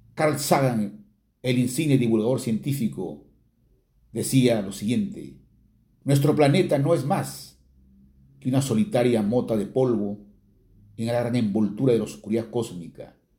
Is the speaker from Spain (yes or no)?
no; Chiquián, Ancash, Peru; muy pegados a lo nuestro, a lo chiquiano